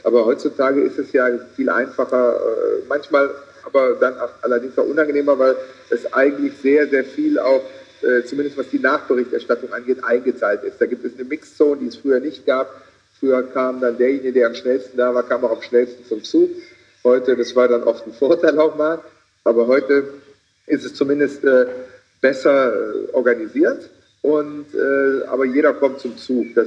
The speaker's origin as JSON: {"language": "German", "region": "Rhineland", "country": "Germany", "said": "Ich wollte aus irgendwelchen Gründen als Rheinländer auch im Rheinland bleiben."}